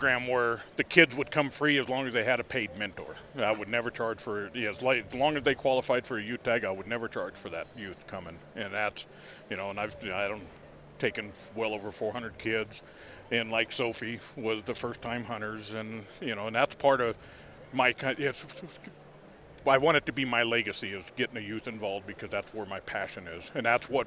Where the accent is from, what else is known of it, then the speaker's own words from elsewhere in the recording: Salida, Colorado, United States; moved away; also born or lived in California; I grew up in Salida, Buena Vista area